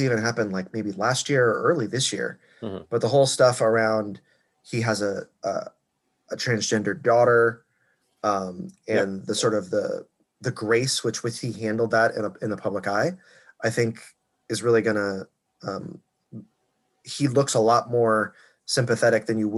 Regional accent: Florida, United States; So my home state.

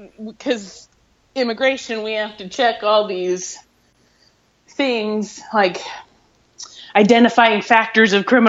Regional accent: Nebraska, United States; When I was living in Air Park when I was like 4, I remember just being like one of 3 houses in my neighborhood, and the rest was like fields.

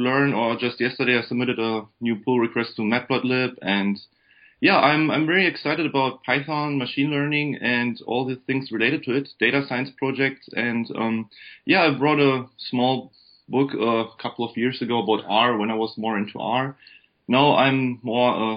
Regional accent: Germany; English is a second language; moved away as an adult; now in Michigan, United States; as you might have guessed from my accent, I'm actually from Germany. I was born and raised in Germany.

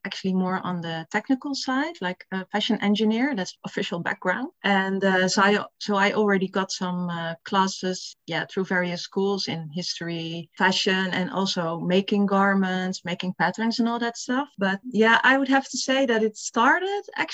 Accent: Netherlands; I'm from the Netherlands and I'm 47 years old.

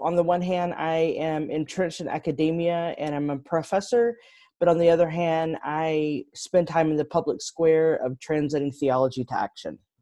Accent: Texas, United States; moved away as an adult; also born or lived in Chicago; I grew up in Texas

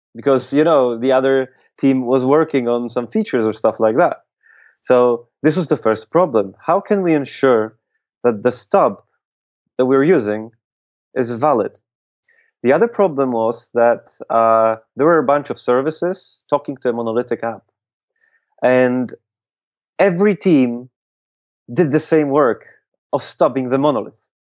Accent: Łódź, Łódź Voivodeship, Poland; here in in Poland, in my hometown, hometown of Łódź

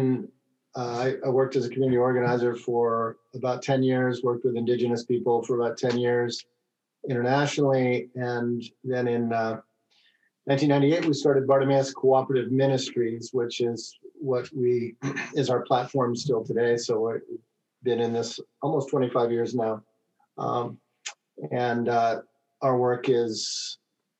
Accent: Southern California, United States; I'm from Southern California

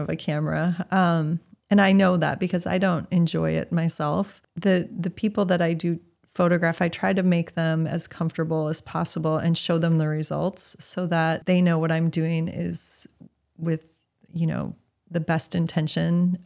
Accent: Milwaukee, Wisconsin, United States; moved away as an adult; also born or lived in Idaho / Rhode Island; now in Maine, United States; I grew up in Milwaukee.

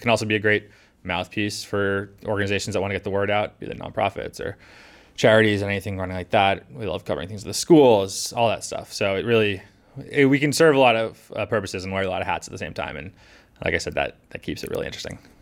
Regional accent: Scituate, Massachusetts, United States; I grew up in Situate, right by the water, um, experiencing those storms growing up.

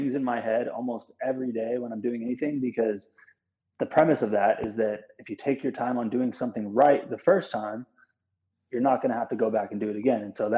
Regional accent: Bremerton, Washington, United States; I'm from Bremerton, Washington

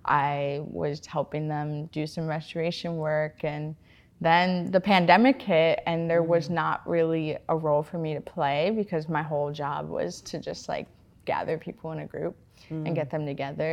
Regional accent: California, United States; moved away as an adult; now in Seattle, United States; I was born and raised in California and moved out here, oh my gosh, like 8 years ago now to go to school at the University of Washington

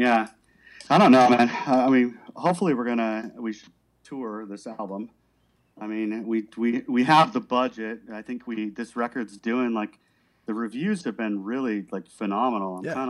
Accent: Miami, Florida, United States; Yeah, I was from Miami. Miami's fucking rugged.

